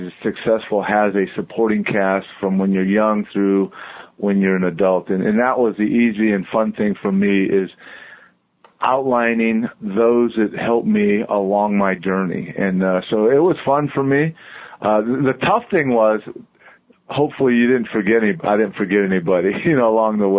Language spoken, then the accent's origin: English; Southern California, United States; moved away as an adult; now in Cincinnati, United States; I grew up in Southern California